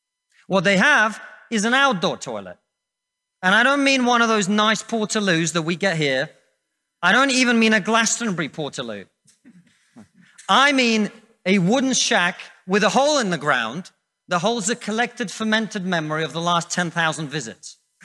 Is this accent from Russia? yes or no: yes; Russia; now in United Kingdom; I come from Russia, which is not a poor country. It's a middle-income country.